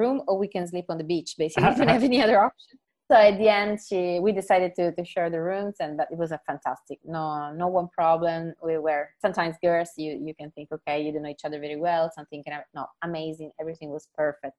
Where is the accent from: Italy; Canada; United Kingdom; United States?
Italy; Sicily; English is a second language; I come from Sicily.